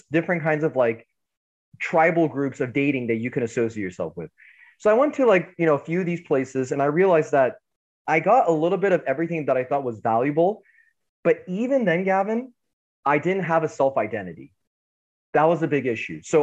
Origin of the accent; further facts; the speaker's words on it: United States; So ethnically I'm Iranian, but born in America.